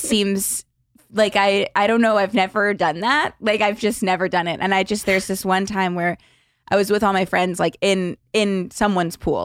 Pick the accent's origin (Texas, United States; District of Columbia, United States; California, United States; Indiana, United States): California, United States; Los Angeles; I grew up in L A, like, the Valley of L